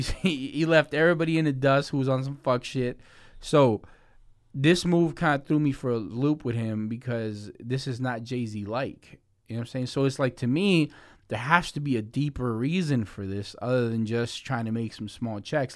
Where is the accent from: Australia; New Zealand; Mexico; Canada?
Mexico; I'm Mexican, I was born in Mexico